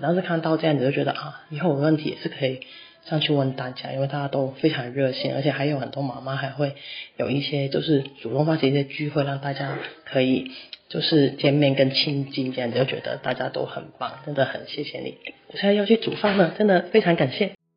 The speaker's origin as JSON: {"language": "Chinese", "country": "Hong Kong", "also_born_or_lived": "Taipei, Taiwan / Keelung, Taiwan", "moved": "as an adult", "lives_now": "Taiwan", "said": "我就是从香港嫁过来之后"}